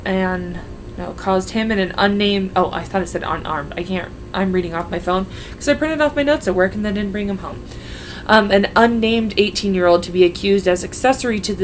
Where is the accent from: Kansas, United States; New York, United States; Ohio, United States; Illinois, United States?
Kansas, United States; We're from Kansas.